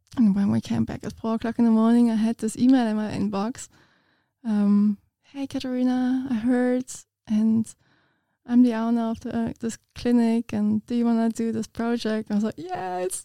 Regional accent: Munich, Bavaria, Germany; English is a second language; moved away as an adult; now in Ipswich, Australia; I'm from Munich in Germany, which is like a bigger city

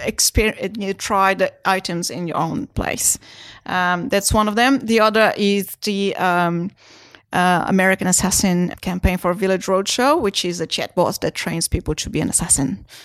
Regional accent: Brazil; now in Australia; I was born in Brazil.

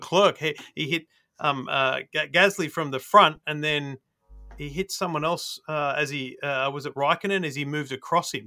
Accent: Australia; as an Aussie

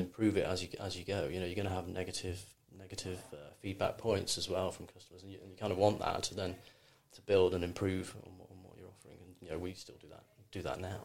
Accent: Cheshire, North West England, United Kingdom; moved away; also born or lived in London; I grew up in Cheshire. It was very very sort of rural

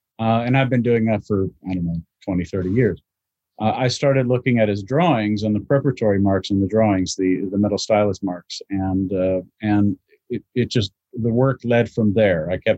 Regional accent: Louisville, Kentucky, United States; also born or lived in Maryland; now in London, United Kingdom; I'm from the Midwest, from two places, from Maryland and Louisville, Kentucky.

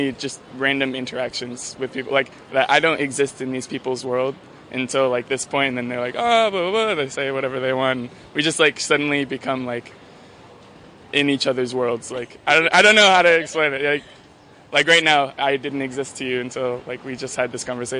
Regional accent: Berkeley, California, United States; I do miss my little hippie town in Berkeley a little bit, but city life is fun.

